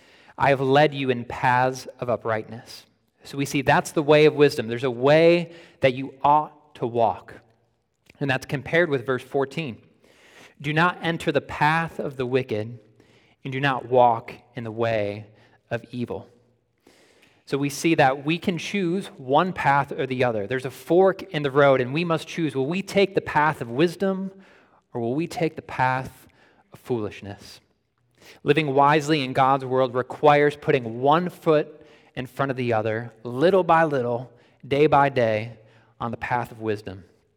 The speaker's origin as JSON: {"language": "English", "town": "Buffalo", "region": "New York", "country": "United States", "tie": "born or raised there", "said": "I grew up in the Buffalo, New York area, right near Niagara Falls."}